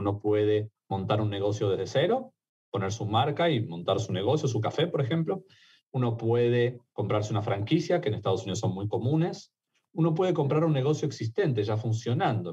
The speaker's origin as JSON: {"language": "Spanish", "country": "Argentina", "also_born_or_lived": "Mexico", "accent": "Argentine", "moved": "yes", "lives_now": "United States"}